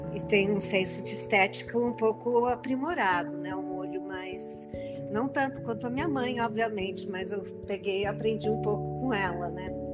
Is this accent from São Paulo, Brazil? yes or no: yes; São Paulo, Brazil; Eu nasci aqui em São Paulo e moro aqui em São Paulo.